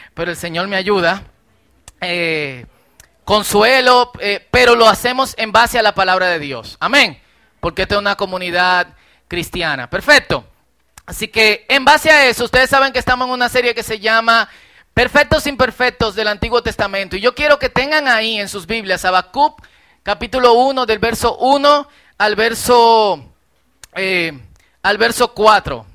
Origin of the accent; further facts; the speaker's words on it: Herrera, Distrito Nacional, Dominican Republic; Yo crecí en Herrera